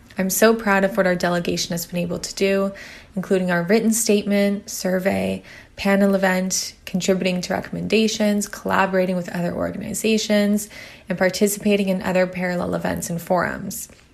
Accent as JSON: {"language": "English", "town": "Ottawa", "region": "Ontario", "country": "Canada", "tie": "born or raised there", "also_born_or_lived": "Kingston", "said": "previously did my undergrad in Ottawa, which is my hometown"}